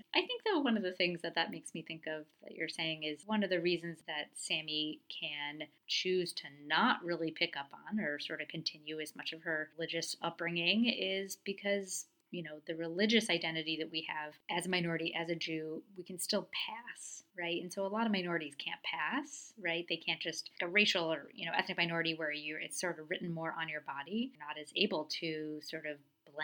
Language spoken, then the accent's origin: English; United States; also born or lived in Portland, Oregon; I was born in America. I live in America.